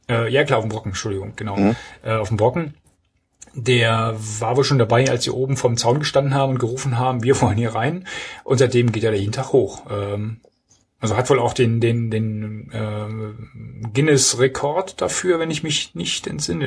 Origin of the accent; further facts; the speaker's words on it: East Germany, Germany; now in North Rhine-Westphalia, Germany; Ich bin ja, ich bin ja Ossi